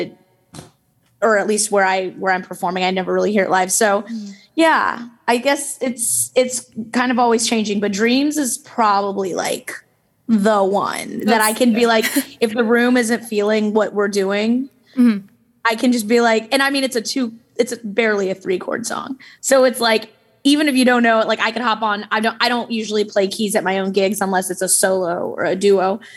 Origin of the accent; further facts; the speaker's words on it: the South, United States; now in Chicago, United States; we're from the South and, you know, you sing in church, natural